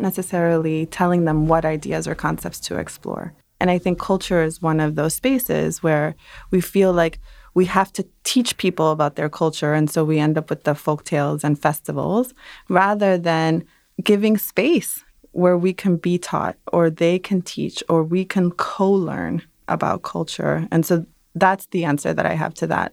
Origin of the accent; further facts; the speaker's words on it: New York City, New York, United States; also born or lived in Dominican Republic; I'm a Dominican who emigrated from Dominican Republic, but I grew up in Brooklyn